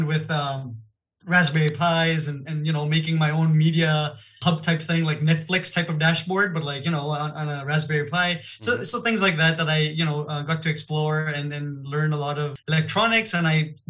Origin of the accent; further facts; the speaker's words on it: Toronto, Ontario, Canada; first language Gujarati; English is a second language; also born or lived in Gujarat, India / Niagara Falls, Canada / Hamilton, Canada; I was born in India. In Gujarat, which is the central west. And I was there about 7-8 years of my life early on. And then my family actually immigrated to Canada. Mm-hmm. So I was in Toronto for about 7 years